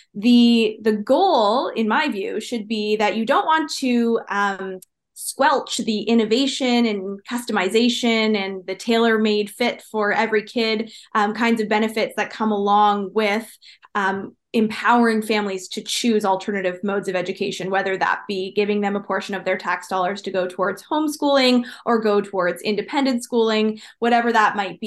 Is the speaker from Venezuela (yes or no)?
no; Ontario, Canada; growing up in Ontario